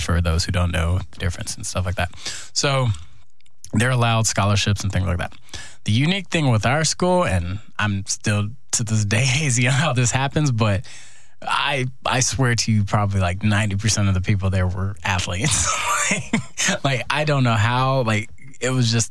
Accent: Houston, Texas, United States; moved away as an adult; also born or lived in Iowa; I'm from Houston

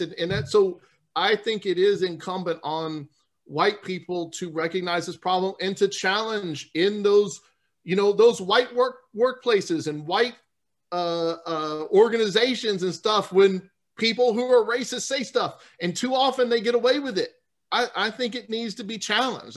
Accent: New Orleans, Louisiana, United States; I'm from New Orleans

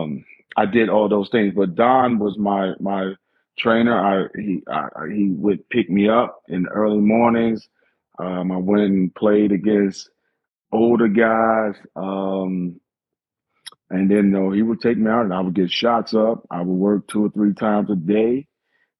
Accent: Hopkinsville, Kentucky, United States; my hometown, Hopkinsville, Kentucky

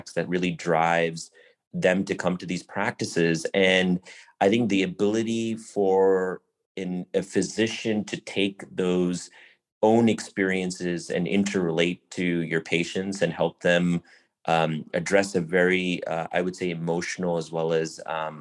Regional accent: Buffalo, New York, United States; also born or lived in southern India / Chicago; growing up in Buffalo, New York, I was part of the typical South Asian culture

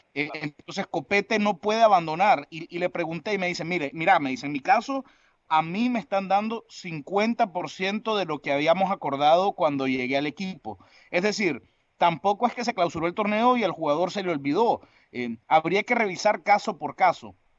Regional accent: Nicaragua; yo soy nicaragüense.

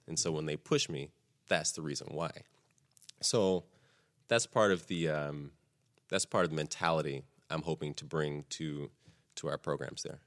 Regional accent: Texas, United States; I grew up in Texas

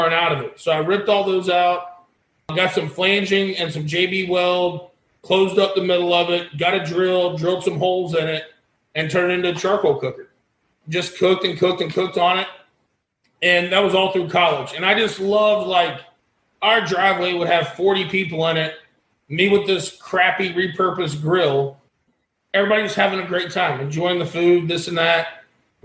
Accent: Lakeland, Florida, United States; here in Lakeland, my hometown, Lakeland, Florida

